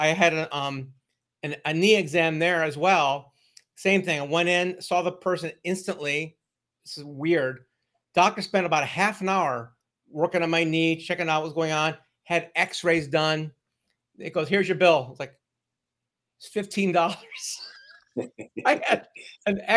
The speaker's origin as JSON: {"language": "English", "region": "Ohio", "country": "United States", "said": "I'm from Ohio"}